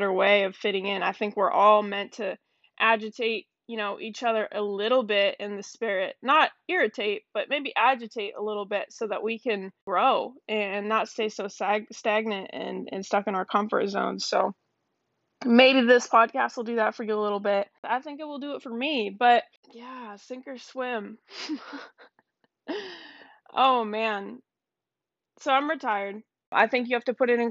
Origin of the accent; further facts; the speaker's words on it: Seattle, Washington, United States; also born or lived in Canada; I was born in Canada, moved to Seattle with my parents when I was about 7 years old